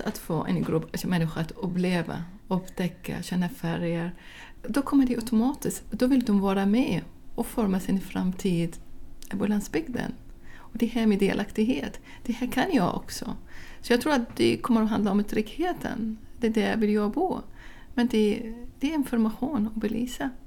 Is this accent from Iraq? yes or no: yes; Baghdad, Baghdad Governorate, Iraq; Swedish is a second language; moved away as an adult; now in Sweden; Jag kommer själv från Bagdad, från en stor stad med sex miljoner invånare